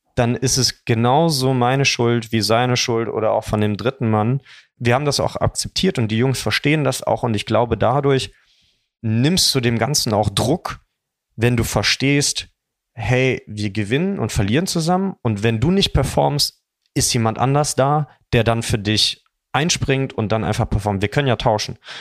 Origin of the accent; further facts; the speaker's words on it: Dormagen, North Rhine-Westphalia, Germany; wir sind alle zusammen aufgewachsen, interessanterweise auch im selben Kaff. Wir kommen alle aus Dormagen